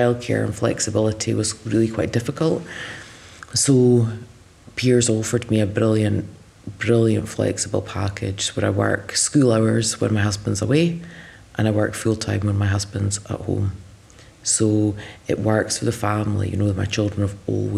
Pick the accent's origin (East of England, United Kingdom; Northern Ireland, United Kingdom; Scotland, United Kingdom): Scotland, United Kingdom; Speyside; I'm from Speyside. I've been here most of my life.